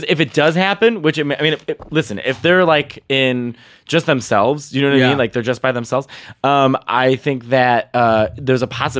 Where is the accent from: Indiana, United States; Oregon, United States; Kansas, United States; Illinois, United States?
Illinois, United States; Chicago; My college town was Chicago, my hometown.